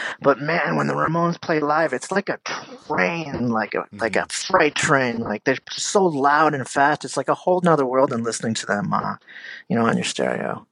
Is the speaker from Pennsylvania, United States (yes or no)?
yes; Easton, Pennsylvania, United States; I grew up in Easton, Pennsylvania